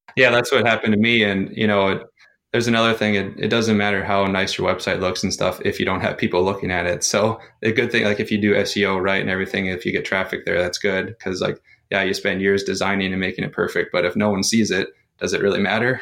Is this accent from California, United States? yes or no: no; North Dakota, United States; moved away as an adult; I grew up in my hometown, went to university, and then got a career in my hometown